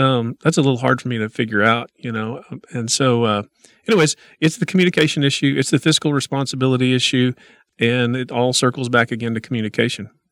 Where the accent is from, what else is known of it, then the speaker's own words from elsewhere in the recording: Oklahoma, United States; moved away as an adult; now in Midland, United States; born and raised in Oklahoma